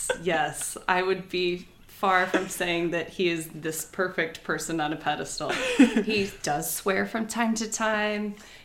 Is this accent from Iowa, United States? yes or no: yes; Cedar Rapids, Iowa, United States; now in Morrison, United States; I grew up in Cedar Rapids and then went to school at University of Iowa.